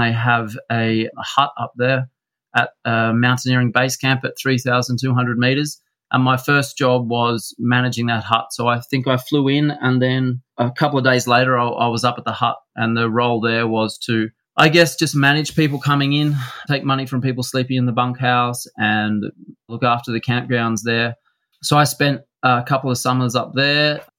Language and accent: English; Australia; moved away as an adult; also born or lived in Russia / Kyrgyzstan; coming from the West, growing up in Australia, politically, it's extremely stable. And you could even use the term stagnant.